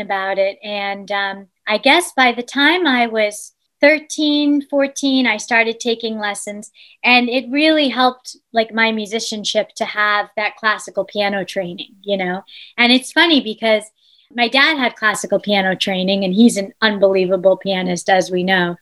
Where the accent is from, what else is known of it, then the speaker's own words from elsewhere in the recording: East Hampton, New York, United States; in my childhood home of Further Lane, growing up in East Hampton